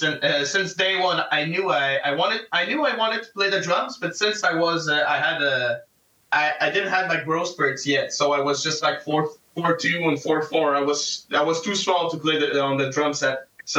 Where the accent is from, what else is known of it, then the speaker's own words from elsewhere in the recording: Sept-Îles, Quebec, Canada; moved away as an adult; now in Trois-Rivières, Canada; I'm not from Trois-Rivières. I was born in Sept-Îles